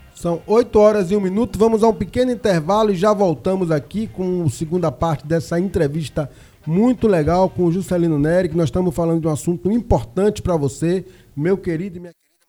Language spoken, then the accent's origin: Portuguese; Ilhéus, Bahia, Brazil; Eu sou de uma região de muita Mata Atlântica, eu sou de Ilhéus